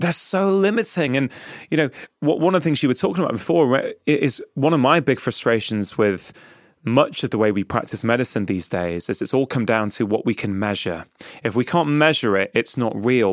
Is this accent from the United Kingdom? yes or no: yes; England, United Kingdom; I was born and brought up in England